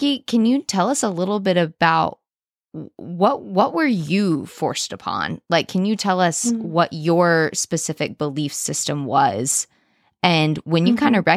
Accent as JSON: {"language": "English", "region": "the South", "country": "United States", "said": "I am also from Southern conservative roots"}